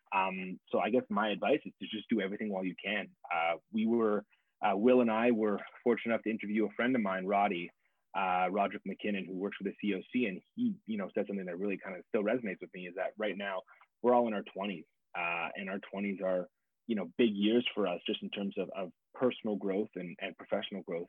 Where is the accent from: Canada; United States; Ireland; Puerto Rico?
Canada; Montreal, Quebec; moved away; I'm originally from Montreal, Quebec, Canada.